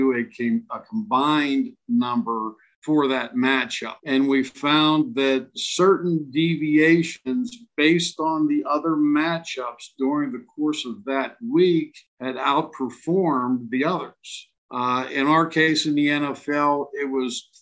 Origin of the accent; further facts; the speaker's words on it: Pittsburgh, Pennsylvania, United States; moved away as an adult; now in Las Vegas, United States; I was born and raised in Pittsburgh